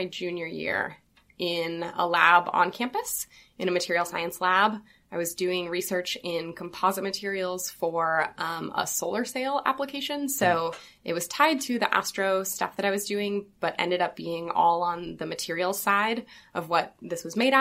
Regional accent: Olympia, Washington, United States; moved away as an adult; now in Los Angeles, United States; I'm from Washington State, from Olympia, Washington. Moved here to LA for undergrad and never really left.

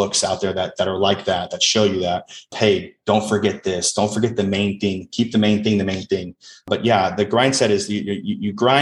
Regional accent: Las Vegas, Nevada, United States; first language English; I grew up in Las Vegas

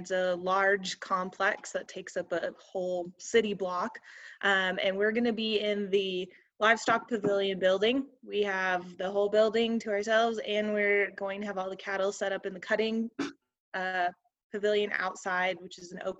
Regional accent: Wisconsin, United States; moved away as an adult; now in Reno, United States; lived in Reno for 8 years now. I'm from Wisconsin, over by Dan Huntington

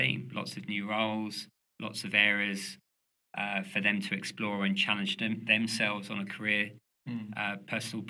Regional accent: London, United Kingdom; moved away; I'm originally from London

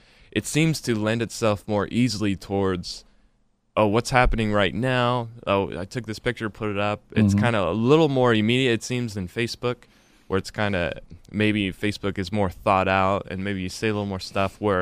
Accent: Nampa, Idaho, United States; We're both from Nampa.

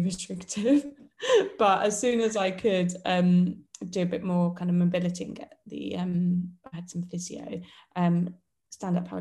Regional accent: Portsmouth, South East England, United Kingdom; my hometown

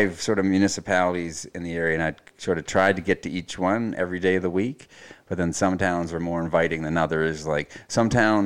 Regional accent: Pictou County, Nova Scotia, Canada; also born or lived in Chelmsford, England; I'm from Pictou County

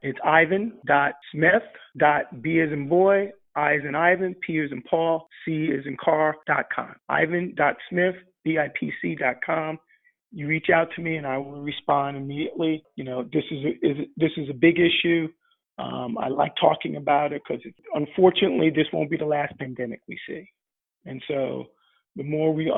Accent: United States; I'm African American, and in the United States

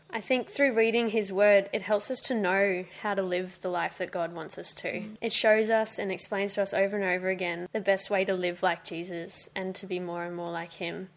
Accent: Gold Coast, Queensland, Australia; we grew up here on the Gold Coast.

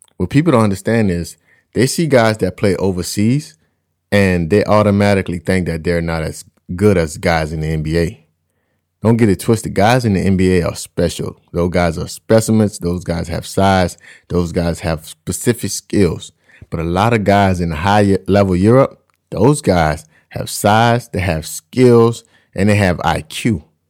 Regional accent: United States; my fellow Americans

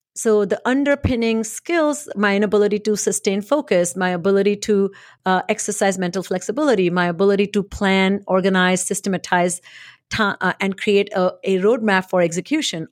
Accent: India; moved away; I was born and raised in India

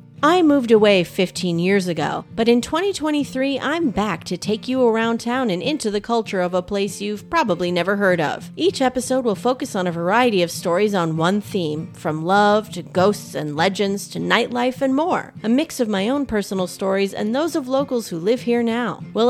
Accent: Thief River Falls, Minnesota, United States; moved away as an adult; Welcome to my hometown in northern rural Minnesota.

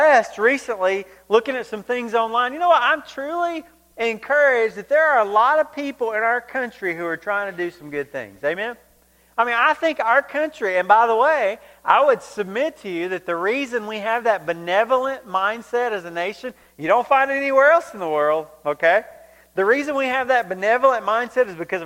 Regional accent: Georgia, United States; growing up in Georgia

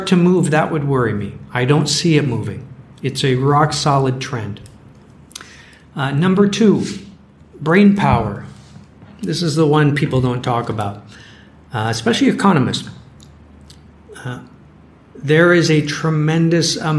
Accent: United States; I'm an American.

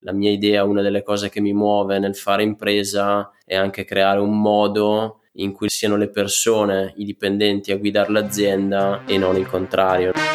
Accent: Franciacorta, Brescia, Lombardy, Italy; accent: Brescian; le mie origini purtroppo non riesco a mascherarle dal mio accento bresciano. Da sempre praticamente vivo in, eh, in Francia Corta

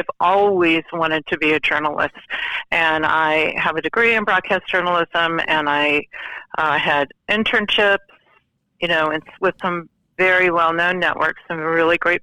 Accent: Santa Clarita, California, United States; my hometown in California, Santa Clarita.

